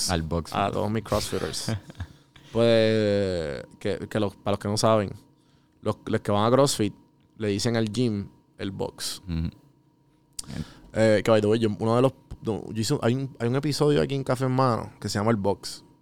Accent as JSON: {"language": "Spanish", "country": "Puerto Rico", "moved": "yes", "said": "yo aprendí eso cuando me fui de Puerto Rico"}